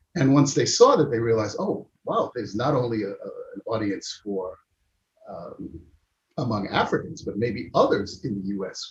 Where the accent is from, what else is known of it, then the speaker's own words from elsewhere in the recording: United States; I'm American, but have these roots and these connections